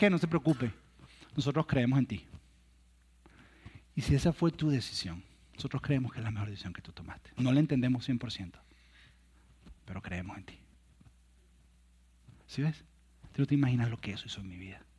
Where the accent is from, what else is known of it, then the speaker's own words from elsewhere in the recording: Venezuela; moved away as an adult; un día que yo cuando me vine de Venezuela, yo dejé una novia en Venezuela.